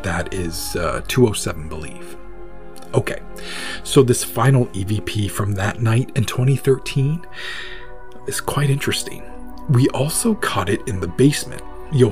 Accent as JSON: {"language": "English", "region": "Maine", "country": "United States", "tie": "born or raised there", "said": "my home state of Maine"}